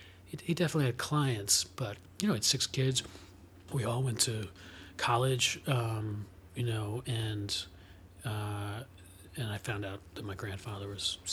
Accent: Scarsdale, New York, United States; I grew up in Scarsdale, New York, in Westchester, so 20 miles north of Manhattan.

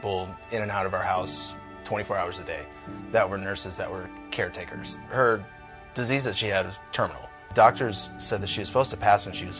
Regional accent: North Liberty, Iowa, United States; I grew up in North Liberty

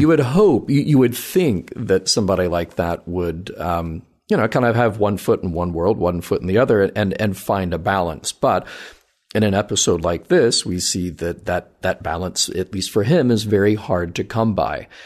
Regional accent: the South, United States; I grew up in the South

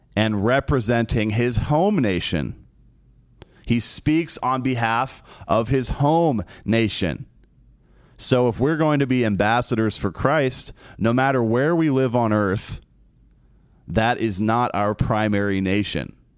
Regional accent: United States; We are American the performers in Celtic Throne are American

